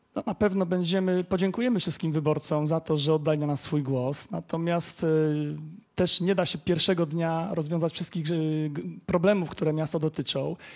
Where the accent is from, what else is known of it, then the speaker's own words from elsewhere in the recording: Legnica, Lower Silesian Voivodeship, Poland; Mieszkam w Legnicy od urodzenia